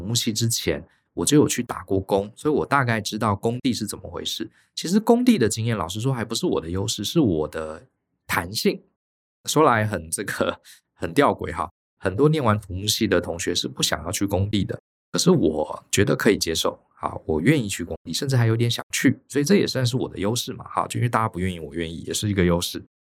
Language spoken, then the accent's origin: Chinese; Taiwan; 我们台湾人